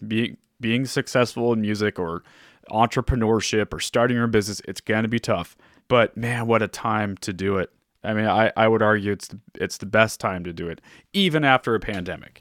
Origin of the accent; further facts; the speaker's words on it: Orange County, California, United States; I grew up in Orange County